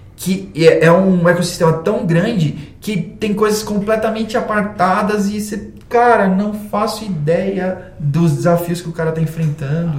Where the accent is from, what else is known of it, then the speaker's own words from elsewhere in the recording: Brazil; Nós somos brasileiros